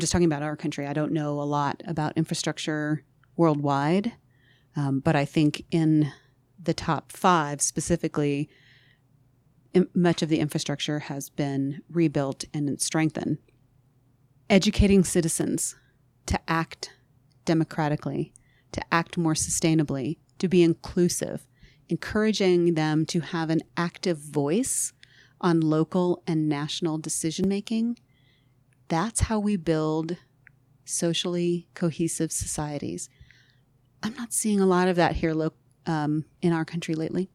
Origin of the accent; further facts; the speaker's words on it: Oregon, United States; I grew up in Oregon